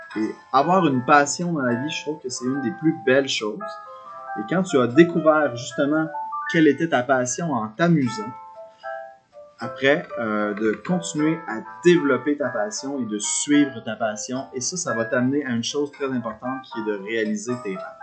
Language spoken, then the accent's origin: French; Quebec, Canada; moved away as an adult; also born or lived in Montreal; now in Victoria, Canada; je viens du Québec